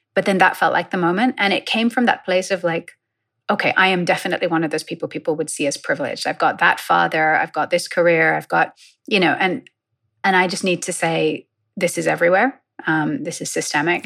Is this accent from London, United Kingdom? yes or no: yes; London, United Kingdom; I grew up in London